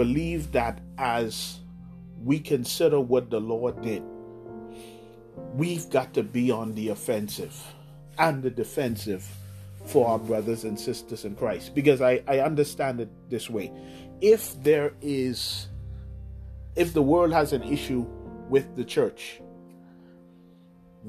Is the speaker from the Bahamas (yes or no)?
yes; Bahamas; here in the Bahamas we say